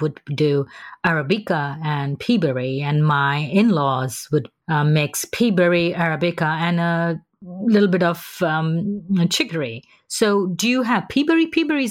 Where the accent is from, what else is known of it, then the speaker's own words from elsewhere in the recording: South India, India; moved away; So our family, when I grew up in India, we are from South India, where we primarily drink coffee.